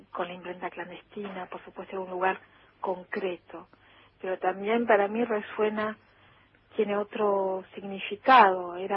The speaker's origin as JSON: {"language": "Spanish", "country": "Argentina", "first_language": "Spanish", "said": "pero es verdad que escribo desde mi emoción argentina, escribo desde eh, mi lengua materna también, extrañamente. Escribo en otro idioma"}